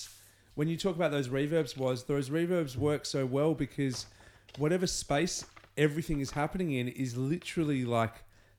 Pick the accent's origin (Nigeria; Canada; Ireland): Canada; And we're both Canadian.